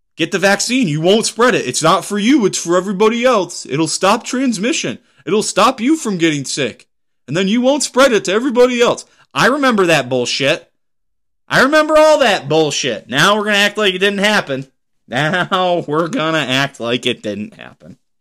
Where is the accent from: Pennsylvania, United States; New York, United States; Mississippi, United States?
Pennsylvania, United States; moved away; back in my home state of Pennsylvania